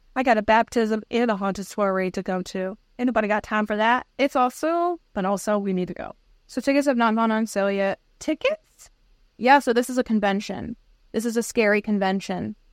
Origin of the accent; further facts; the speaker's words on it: Connecticut, United States; we're from Connecticut